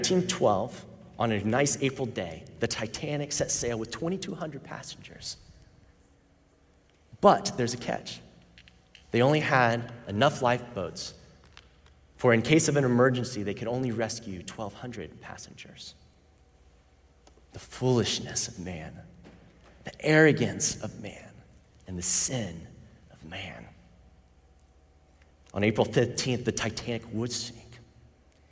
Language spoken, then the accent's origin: English; Orlando, Florida, United States; I grew up in Orlando, Florida